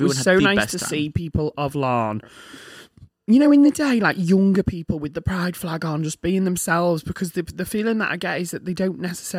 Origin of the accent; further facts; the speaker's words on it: United States; Oh my God. I don't eat hamburgers. I'm American.